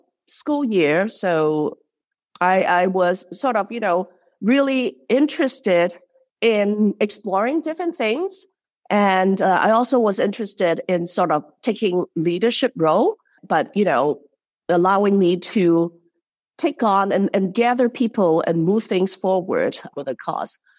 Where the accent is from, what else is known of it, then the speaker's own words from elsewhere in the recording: Hong Kong; moved away as an adult; now in Chicago, United States; I grew up in Hong Kong, and it's under the British systems